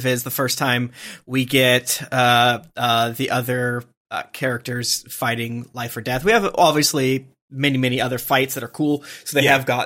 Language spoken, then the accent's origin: English; St. Petersburg, Florida, United States; I'm from St. Petersburg